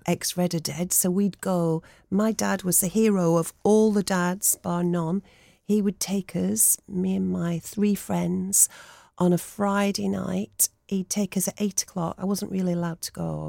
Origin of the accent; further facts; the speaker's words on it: Blackburn, North West England, United Kingdom; I was growing up in Blackburn, I was that girl